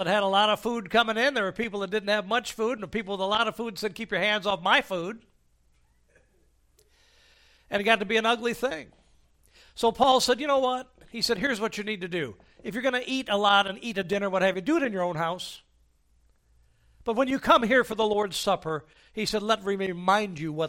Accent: United States; as an American I am free

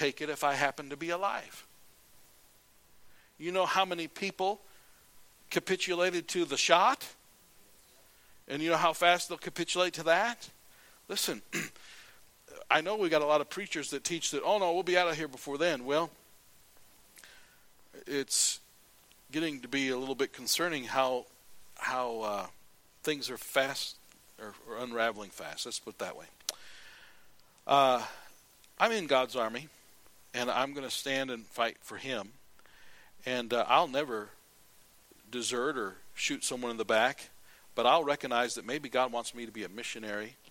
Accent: United States

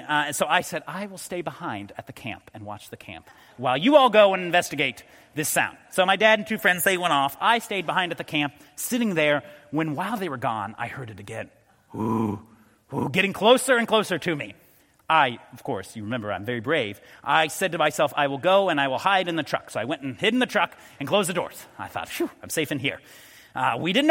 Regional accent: Colorado, United States; moved away; I grew up in Colorado

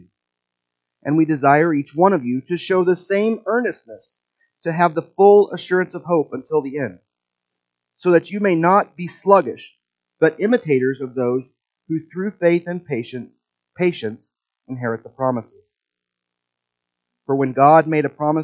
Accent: Midwest, United States; accent: Midwestern; my Midwestern accent

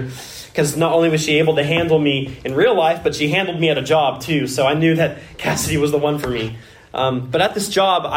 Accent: Washington, United States; moved away; I was born in Washington State

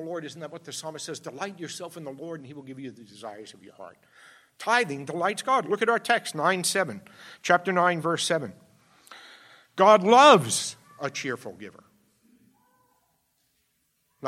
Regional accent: New York City, New York, United States; I grew up in the Bronx

